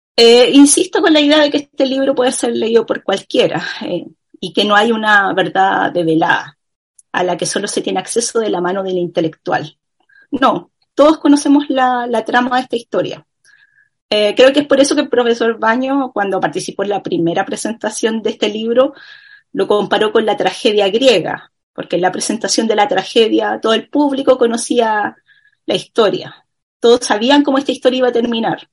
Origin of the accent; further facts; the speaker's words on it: Chile; como chilenos que somos